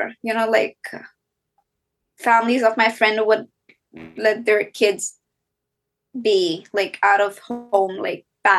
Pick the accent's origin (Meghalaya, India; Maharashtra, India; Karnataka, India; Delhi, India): Delhi, India; So yes, I'm Indian. I'm from South Asia, born and brought up in Delhi.